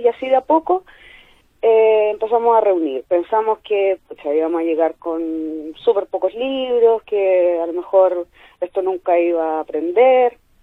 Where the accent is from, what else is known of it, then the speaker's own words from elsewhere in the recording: Concepción, Biobío, Chile; moved away as an adult; now in Chillán, Chile; Yo soy de Conce, pero estoy viviendo en Chillán por trabajo.